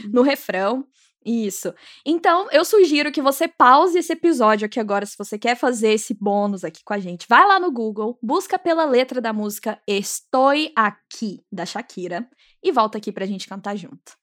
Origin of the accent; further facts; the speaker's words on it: Minas Gerais, Brazil; eu sou de Minas